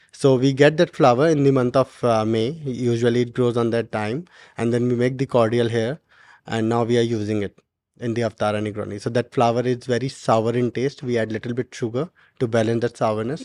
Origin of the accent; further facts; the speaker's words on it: Uttarakhand, India; now in Dubai, United Arab Emirates; I'm from Uttarakhand